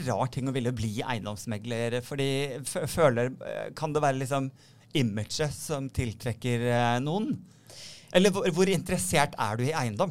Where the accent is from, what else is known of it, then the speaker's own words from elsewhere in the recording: Sandefjord, Vestfold, Norway; moved away; Jeg er hjemme i Sandefjord hos mm. foreldrene mine.